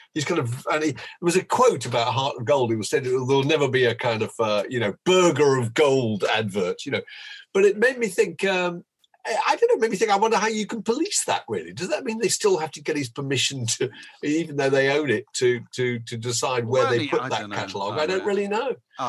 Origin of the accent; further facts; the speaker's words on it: Canada; We're Canadian.